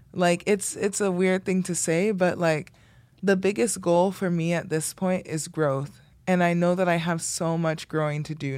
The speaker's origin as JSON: {"language": "English", "town": "Miami", "region": "Florida", "country": "United States", "tie": "born or raised there", "moved": "yes", "said": "I grew up in the Redlands"}